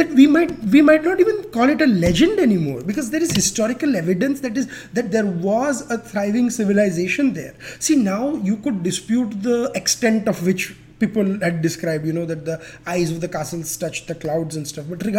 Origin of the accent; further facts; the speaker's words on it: Gujarat, India; my home state of Gujarat